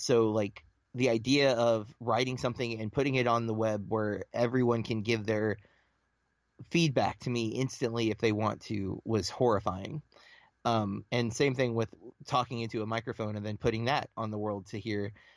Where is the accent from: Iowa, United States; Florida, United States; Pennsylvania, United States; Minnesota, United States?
Florida, United States; Lake Wales; I am from Florida, um, central Florida, like right between Tampa and Orlando, um, a small little town called Lake Wales